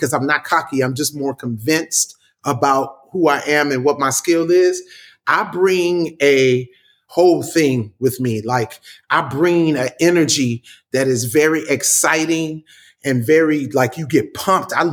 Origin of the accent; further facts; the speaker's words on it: Compton, California, United States; I'm from Compton